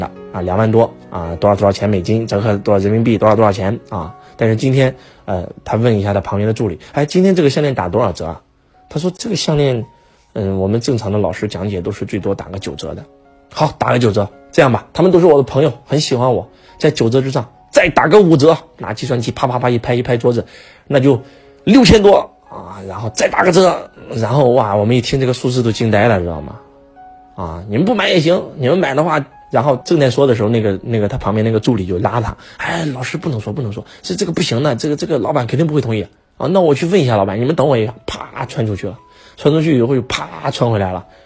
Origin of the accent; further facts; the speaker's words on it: China; 我们是中国人， 我们生在这个时代，真的太幸福了